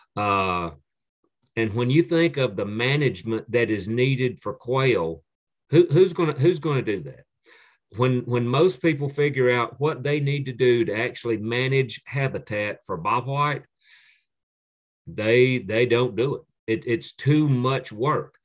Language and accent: English; Piedmont of North Carolina, United States; the area where I grew up in the Piedmont of North Carolina